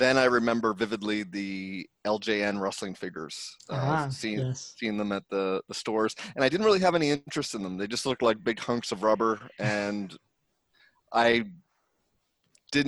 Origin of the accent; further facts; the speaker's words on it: Saint John, New Brunswick, Canada; now in Vancouver, Canada; I'm from St. John, New Brunswick, Canada. I currently live in Vancouver.